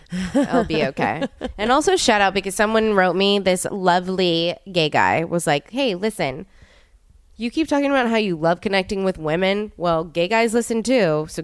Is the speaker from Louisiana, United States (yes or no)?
yes; New Orleans, Louisiana, United States; we grew up in New Orleans together.